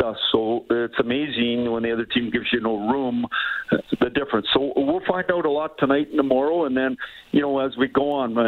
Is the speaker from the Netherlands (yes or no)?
no; Saskatoon, Saskatchewan, Canada; moved away; also born or lived in Montreal; I grew up in Saskatoon. It's fun to be back